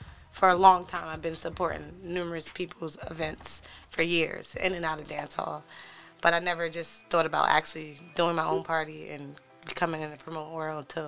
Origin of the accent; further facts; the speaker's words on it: United States; also born or lived in Staten Island, New York / New Jersey; I'm American